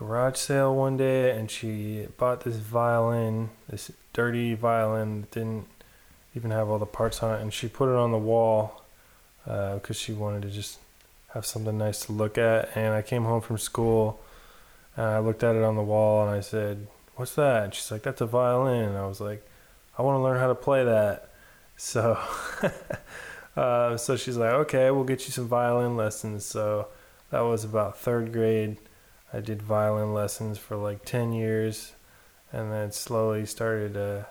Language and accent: English; Concord, California, United States; also born or lived in Alameda, California; now in El Cerrito, United States; I grew up in Concord, a little suburb about 45 minutes from San Francisco